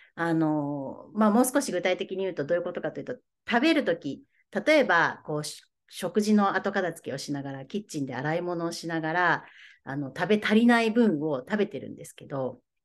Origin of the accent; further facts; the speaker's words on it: Tohoku, Japan; also born or lived in Australia; now in Kyoto Prefecture, Japan; 元はですね、えー、東北育ちなんですけど